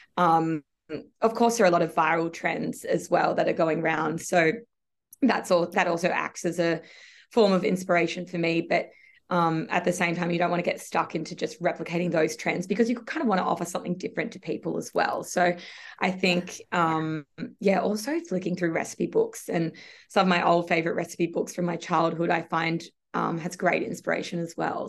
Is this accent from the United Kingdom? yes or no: no; Sydney, New South Wales, Australia; I am from Sydney. I've always lived in Sydney, so I grew up here